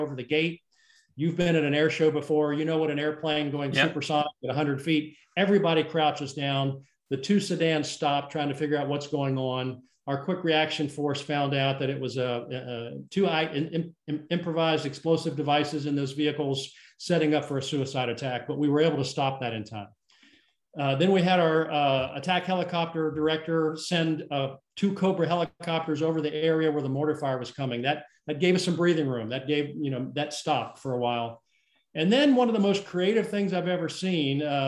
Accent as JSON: {"language": "English", "region": "South Carolina", "country": "United States", "said": "my home state of South Carolina"}